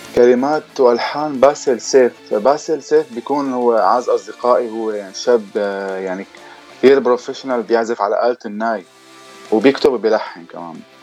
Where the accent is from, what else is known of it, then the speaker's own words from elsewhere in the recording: Damascus, Damascus Governorate, Syria; also born or lived in Lebanon; now in London, United Kingdom; انا الاصل آه، سوري من الشام كنت عايش بلبنان وهلا مقيم بلندن صار لي حوالي 8 سنين